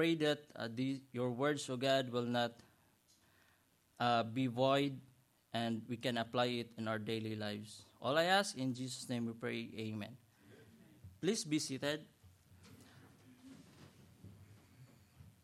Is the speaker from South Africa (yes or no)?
no; Philippines; moved away as an adult; now in United States; I was from Philippines to Hong Kong, then Hong Kong to Dallas, then Dallas to Houston.